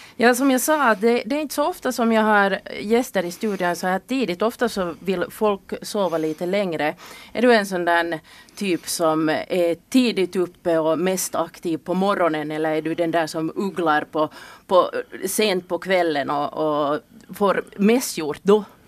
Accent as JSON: {"language": "Swedish", "town": "Kirkkonummi", "region": "Uusimaa", "country": "Finland", "moved": "yes", "lives_now": "Siuntio, Finland", "said": "jag kommer själv ursprungligen från Kyrkslätt"}